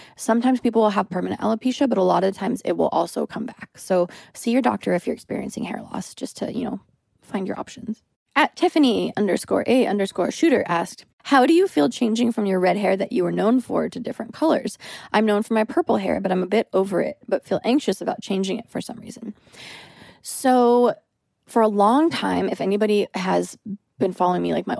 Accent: United States; as a female and as an American

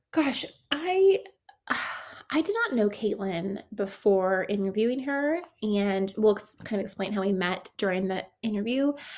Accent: Bay Area, California, United States; I grew up in the Bay Area

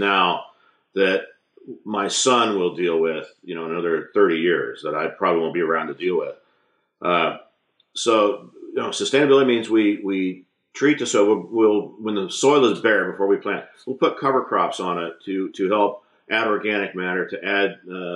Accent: La Habra Heights, California, United States; I grew up in La Habra Heights, just down the street, actually, from the Mother Hass avocado tree.

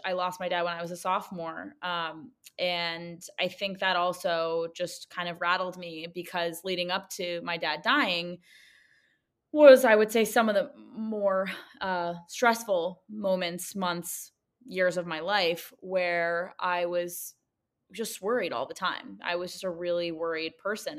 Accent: New York City, New York, United States; I grew up in Manhattan

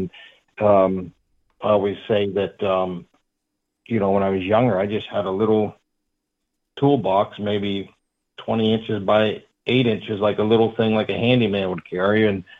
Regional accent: Pennsylvania, United States; But yeah, I'm from Pennsylvania, kind of southwest PA. That's where I grew up, and I still live in the area. I'm 42 years old.

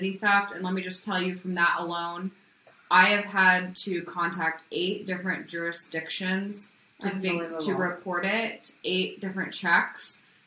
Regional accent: Midwest, United States; also born or lived in California; I'm from the Midwest

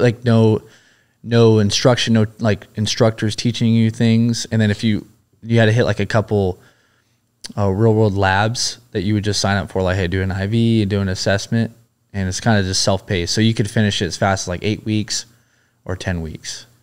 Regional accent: Huntington Beach, California, United States; Originally, I grew up in Huntington Beach, California.

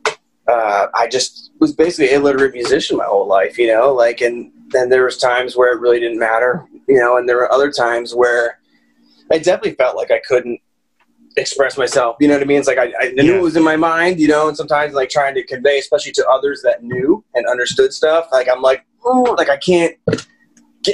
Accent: Lansdale, Pennsylvania, United States; also born or lived in Hatfield, Pennsylvania / Quakertown, Pennsylvania; I grew up, you know, in the North Penn area. Childhood was Hatfield, and then, you know, eventually in Lansdale when we were in high school

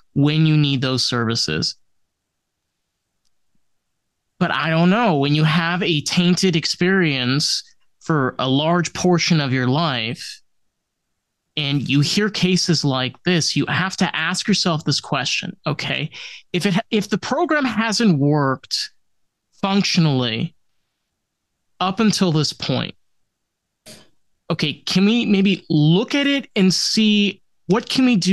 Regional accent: New York, United States; now in Florida, United States; I grew up in New York

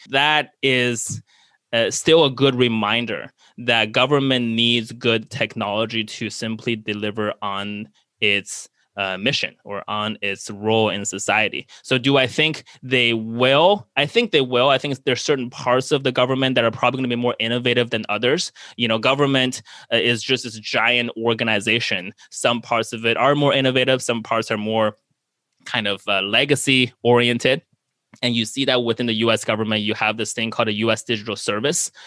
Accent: United States

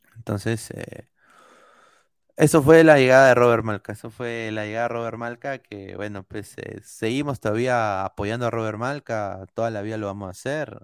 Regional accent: Peru; now in United States; yo culturalmente no soy americano, soy peruano

